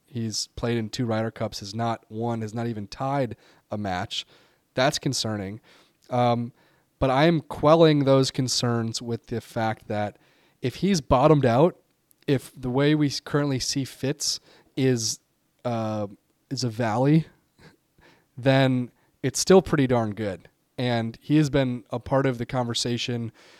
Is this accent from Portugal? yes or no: no; United Kingdom; I am in Luke Donald's shoes as a Brit. So we're gonna load up on the UK lads.